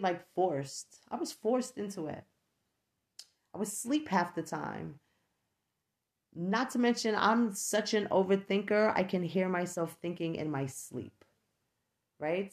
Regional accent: New York, United States; moved away as an adult; I no longer live in New York. I am from New York

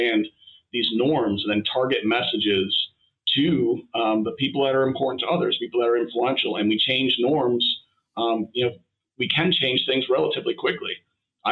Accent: Scottsville, United States; moved away; also born or lived in United Kingdom; when I was growing up in Scottsville

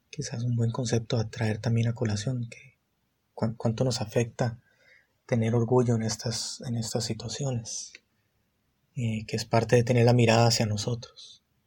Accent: San José, Costa Rica; soy de Costa Rica, San José, ahorita

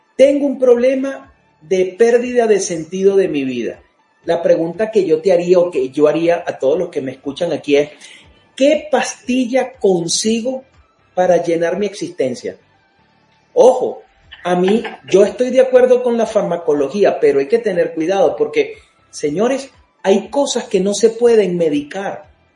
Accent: Venezuela; muchos los que somos venezolanos

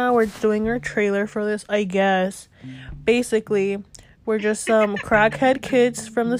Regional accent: Westchester, New York, United States; I'm from Westchester.

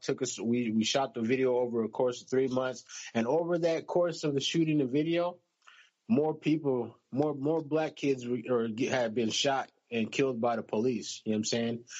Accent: United States; I'm American

